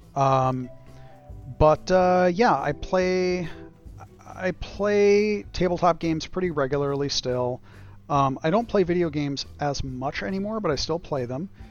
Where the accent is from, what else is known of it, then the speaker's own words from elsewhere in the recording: United States; as an American living in America